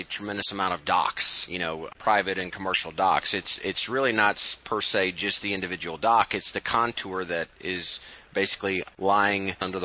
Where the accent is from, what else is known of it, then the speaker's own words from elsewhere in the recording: Midwest, United States; being from kind of the Midwest